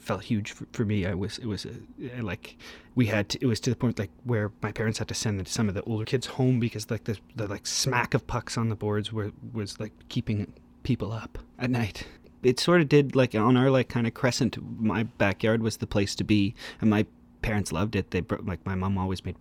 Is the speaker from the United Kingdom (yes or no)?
no; Oakville, Ontario, Canada; I grew up in Oakville, Ontario, just outside of Toronto